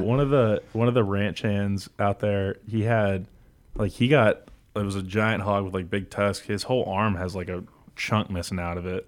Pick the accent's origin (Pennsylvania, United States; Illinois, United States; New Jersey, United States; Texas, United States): Texas, United States; Houston; moved away; I'm from Houston